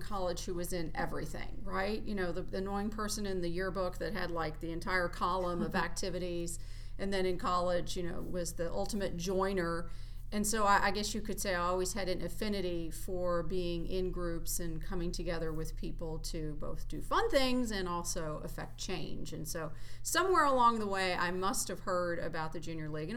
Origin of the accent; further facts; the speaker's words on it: Meade County, Kentucky, United States; I grew up in Meade County, which is about an hour southwest of Louisville